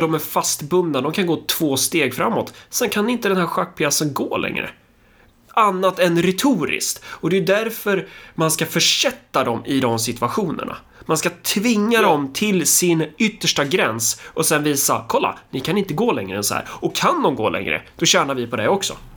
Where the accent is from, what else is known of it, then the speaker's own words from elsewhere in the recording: Örebro, Örebro County, Sweden; jag är örebroare